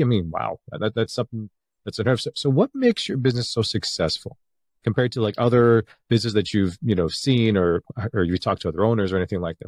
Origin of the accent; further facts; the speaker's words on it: Canada; Canada, obviously, I was born in Canada